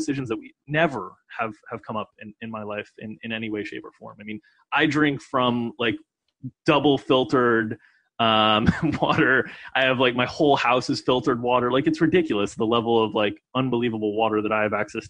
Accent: United States; growing up in America

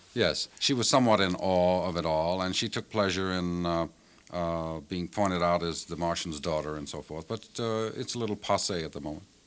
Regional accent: New Orleans, Louisiana, United States; moved away; I grew up in New Orleans, and I haven't been there for quite some time

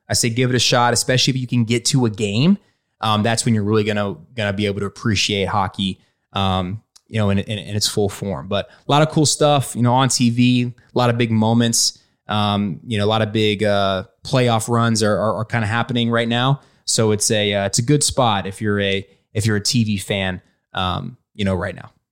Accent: Tampa, Florida, United States; I'm from Tampa, Florida.

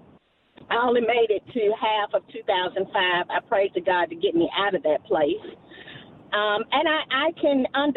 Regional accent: Alabama, United States; moved away as an adult; also born or lived in South Carolina; now in North Carolina, United States; I'm originally from Alabama, and I tell you, moving to South Carolina felt like I was stepping back in time.

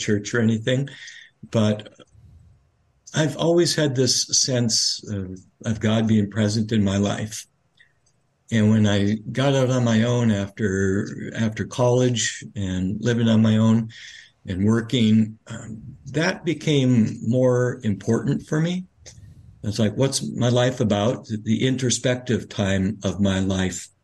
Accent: Grand Forks, North Dakota, United States; moved away as an adult; now in Mount Angel, United States; I come from North Dakota, Grand Forks, North Dakota, a town of about 40,000 people

